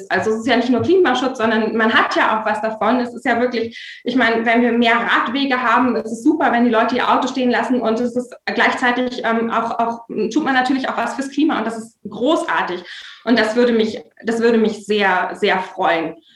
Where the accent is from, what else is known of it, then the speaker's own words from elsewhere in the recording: Erkelenz, North Rhine-Westphalia, Germany; Ja, also ich komme aus dem Rheinland und ähm, ich äh, komme aus der Nähe von Erkelenz und das ist direkt eigentlich am Tagebau Garzweiler 2.